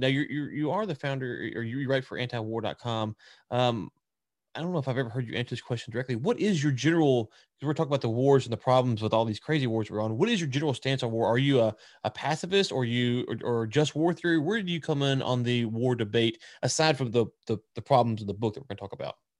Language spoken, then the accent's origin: English; the South, United States; being a young neocon Republican growing up in the South